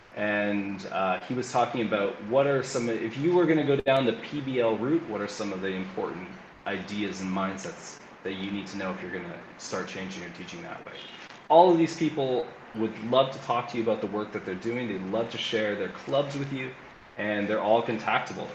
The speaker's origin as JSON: {"language": "English", "town": "Calgary", "region": "Alberta", "country": "Canada", "moved": "as an adult", "lives_now": "Lima, Peru", "said": "I'm originally from Calgary, Alberta, Canada"}